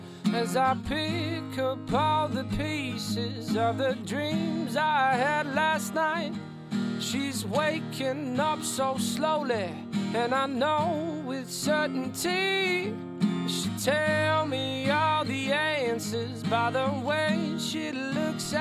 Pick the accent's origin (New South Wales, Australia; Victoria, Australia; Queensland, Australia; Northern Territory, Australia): Queensland, Australia; Gold Coast; moved away as an adult; now in Melbourne, Australia; I'm from the Gold Coast. I'm not actually from Brisbane. But like growing up there, especially I'm from a place called Burleigh